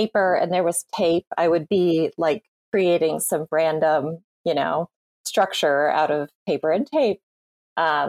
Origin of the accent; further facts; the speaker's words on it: rural Minnesota, United States; now in New Jersey, United States; I grew up in Minnesota. I currently live in New Jersey, but I grew up in rural Minnesota for the most part.